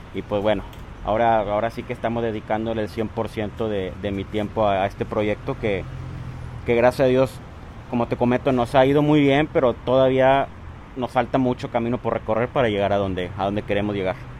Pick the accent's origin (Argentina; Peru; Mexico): Mexico; Matamoros, Tamaulipas; also born or lived in Guadalajara; ¿por qué no empezarla en mi ciudad natal? Porque la idea también era aquí en, Matamoros